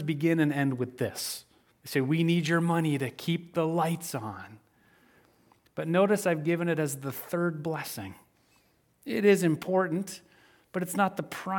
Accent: Midwest, United States; I grew up in the Midwest

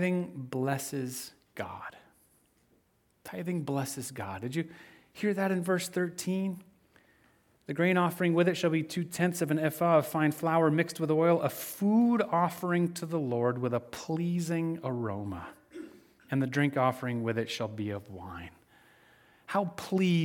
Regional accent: Midwest, United States; I grew up in the Midwest

